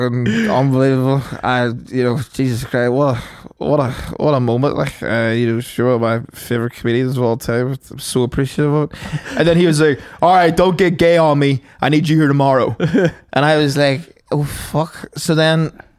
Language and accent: English; County Tyrone, Northern Ireland, United Kingdom; I'm from Tyrone, like County Tyrone.